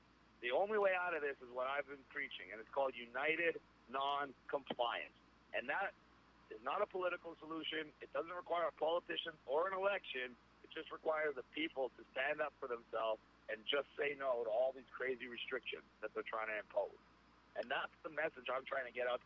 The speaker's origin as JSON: {"language": "English", "region": "Ontario", "country": "Canada", "said": "I couldn't speak anywhere in my home state of Ontario"}